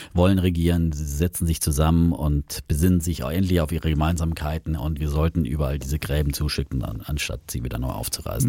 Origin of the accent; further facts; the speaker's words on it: Franconia, Bavaria, Germany; als Franke